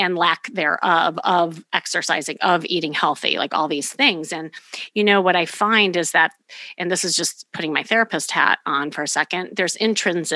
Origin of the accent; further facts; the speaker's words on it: Chicago, Illinois, United States; now in Los Angeles, United States; I'm from Chicago